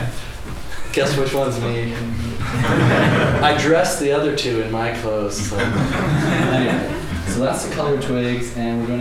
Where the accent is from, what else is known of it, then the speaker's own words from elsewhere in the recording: Seattle, Washington, United States; moved away as an adult; also born or lived in New York; when I grew up in Seattle